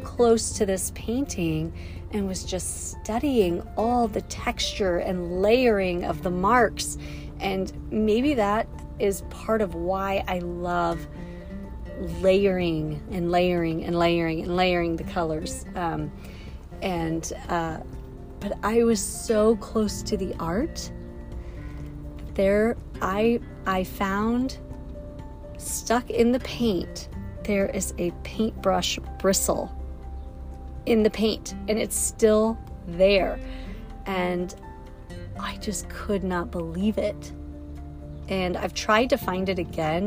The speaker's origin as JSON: {"language": "English", "town": "West Yellowstone", "region": "Montana", "country": "United States", "tie": "born or raised there", "moved": "yes", "lives_now": "Kansas City, United States", "said": "Hayden Valley right near my hometown of West Yellowstone"}